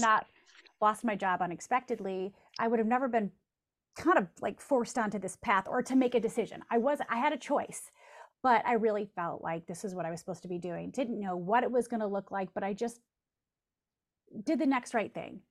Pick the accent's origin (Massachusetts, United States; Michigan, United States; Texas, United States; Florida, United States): Michigan, United States; Jackson; my hometown of Jackson, Michigan